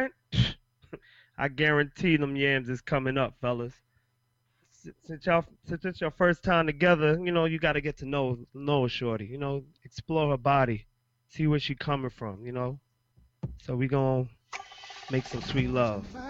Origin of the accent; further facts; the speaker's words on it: Jamaica; I'm Jamaican